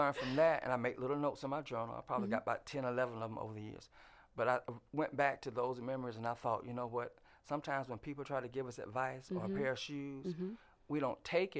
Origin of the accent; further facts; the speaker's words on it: Fort Valley, Georgia, United States; I came from Fort Valley